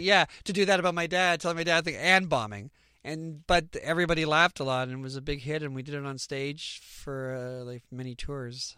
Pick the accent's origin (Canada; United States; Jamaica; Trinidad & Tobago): Canada; we're Canadian